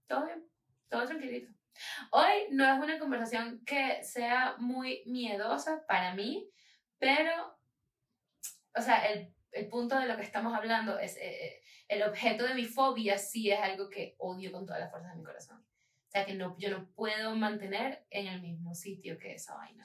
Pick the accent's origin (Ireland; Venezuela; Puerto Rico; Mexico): Venezuela; Falcón; moved away; en el estado Falcón, de donde yo vengo, en Venezuela